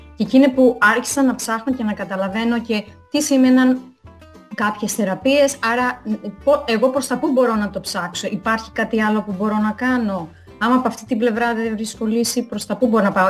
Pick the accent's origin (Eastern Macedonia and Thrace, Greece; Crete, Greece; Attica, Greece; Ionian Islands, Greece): Crete, Greece; moved away as an adult; now in Italy; κατάγομαι από Κρήτη